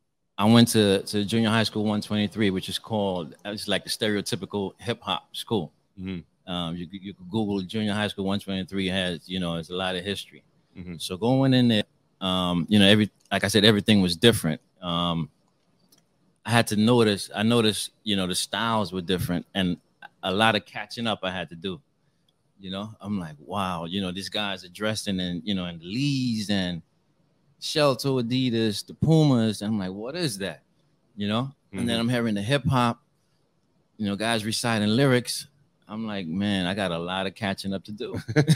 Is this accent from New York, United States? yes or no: yes; Bronx, New York, United States; also born or lived in Saint Lucia; And I grew up in the Soundview area, Bronx River, Soundview, you know.